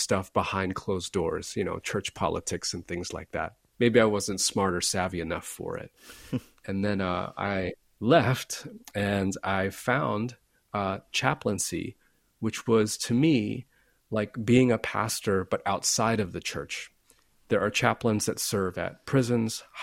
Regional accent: Florida, United States; I grew up in Florida, which is not always a friendly place.

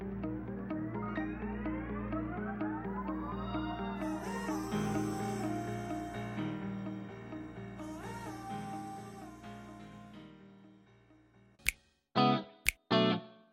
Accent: California, United States; now in South Korea; I'm from California

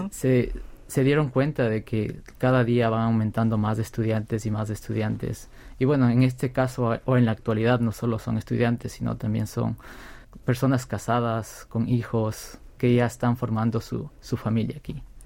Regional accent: Ecuador; moved away as an adult; now in South Korea; como ecuatorianos

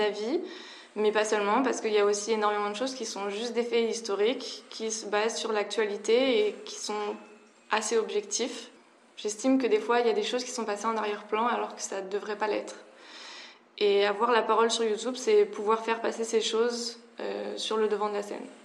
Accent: France; En tant que Française

